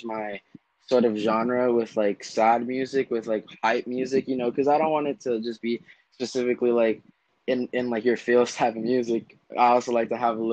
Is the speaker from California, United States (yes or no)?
yes; Orange County, California, United States; I'm 17 and I'm from Orange County